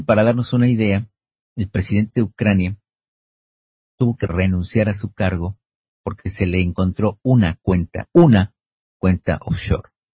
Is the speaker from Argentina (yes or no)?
yes; Argentina